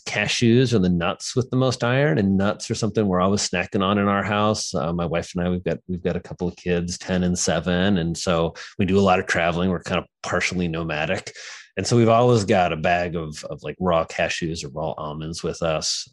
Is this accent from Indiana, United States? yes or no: yes; Indiana, United States; moved away as an adult; now in New York City, United States; I'm, I'm, from a farm in Indiana. So I grew up in Indiana